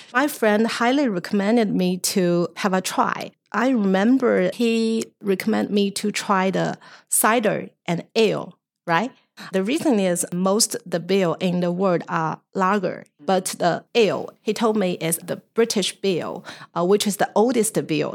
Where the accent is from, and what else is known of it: China